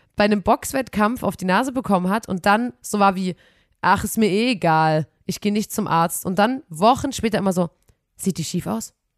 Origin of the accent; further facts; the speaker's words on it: Saxony, Germany; wir kommen aus Sachsen